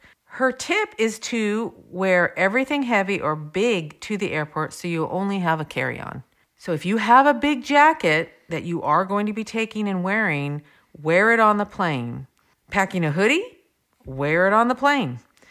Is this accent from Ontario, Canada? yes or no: no; Vancouver, British Columbia, Canada; I'm from Vancouver, or Raincouver, and I see all types of raincoats and jackets people wear.